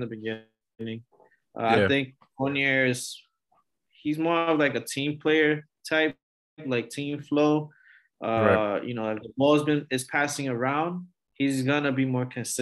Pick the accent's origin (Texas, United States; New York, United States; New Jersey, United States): New York, United States; moved away; I'm originally from New York